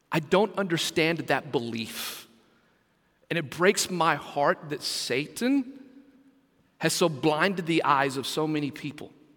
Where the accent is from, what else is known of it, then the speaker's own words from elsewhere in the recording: West Texas, United States; now in Brunswick, United States; growing up in West Texas